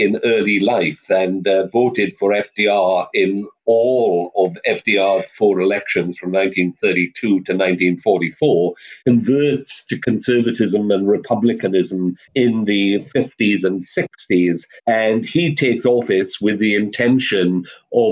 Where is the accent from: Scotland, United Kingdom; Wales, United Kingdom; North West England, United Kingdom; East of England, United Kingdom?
Wales, United Kingdom; South; moved away; I come from South Wales, that's the Labour heartland. Well, it was when I was there anyway